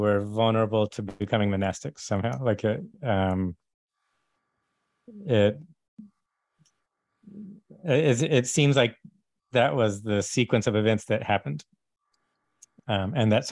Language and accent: English; Texas, United States; I grew up in Texas